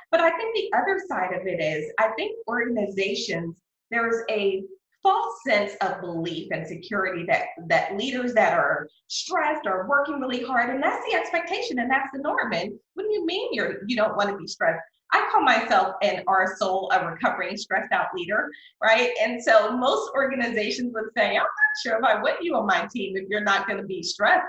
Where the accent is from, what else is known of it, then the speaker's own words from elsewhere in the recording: Philadelphia, Pennsylvania, United States; now in McKinney, United States; I'm originally from Philadelphia